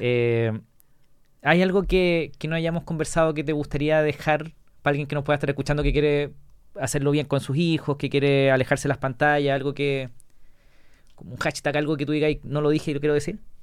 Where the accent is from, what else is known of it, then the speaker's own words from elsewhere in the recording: La Serena, Coquimbo, Chile; also born or lived in United States; nunca me fui de vacaciones fuera de La Serena con mi mamá